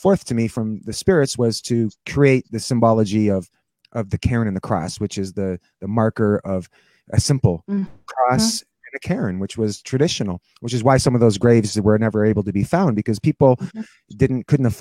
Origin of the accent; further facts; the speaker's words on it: Toronto, Ontario, Canada; moved away as an adult; now in St. Catharines, Canada; I grew up in Toronto, but I live here in St. Catharines since a long time, like probably almost 30 years now